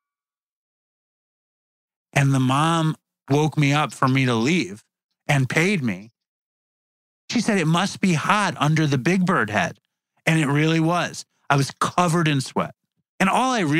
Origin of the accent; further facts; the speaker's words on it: New York City, New York, United States; I'm a New Yorker